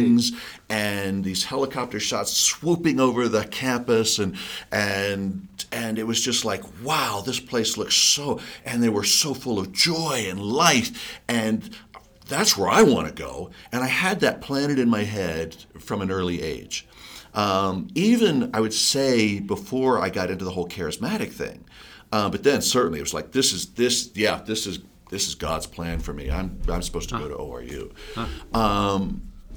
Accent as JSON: {"language": "English", "region": "Delaware", "country": "United States", "tie": "born or raised there", "moved": "yes", "lives_now": "Colorado, United States", "said": "growing up in Delaware"}